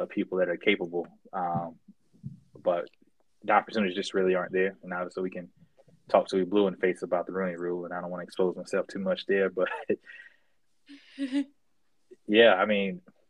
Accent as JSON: {"language": "English", "region": "the South", "country": "United States", "tie": "born or raised there", "said": "I grew up in the South."}